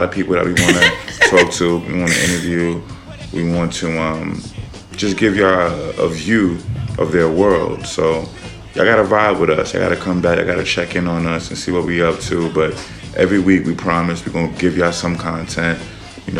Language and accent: English; New York City, New York, United States; I'm from the Bronx